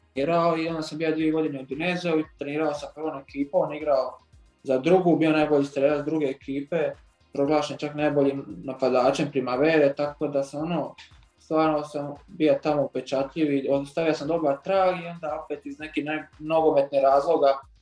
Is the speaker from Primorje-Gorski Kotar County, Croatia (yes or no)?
no; Vrana, Zadar County, Croatia; moved away; also born or lived in Zagreb; rođen sam u Zadru, normalno iz Vrane, To je jedno isto malo pokraj Vranskog jezera